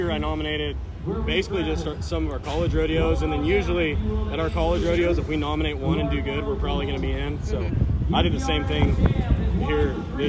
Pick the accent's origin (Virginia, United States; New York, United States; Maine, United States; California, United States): California, United States; Menifee; moved away as an adult; now in Tolar, United States; I'm from Menifee, California originally. Live in Toller, Texas now.